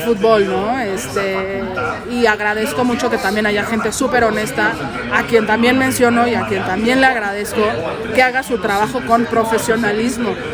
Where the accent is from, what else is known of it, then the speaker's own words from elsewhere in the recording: Mexico; Aquí en México